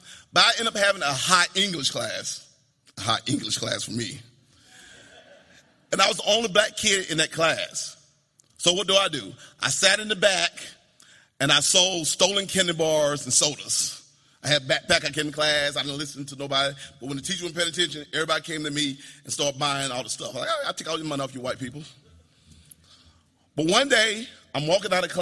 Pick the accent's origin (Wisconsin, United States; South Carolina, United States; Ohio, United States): South Carolina, United States; Spartanburg; now in California, United States; I grew up in Spartanburg, South Carolina, in an all-black neighborhood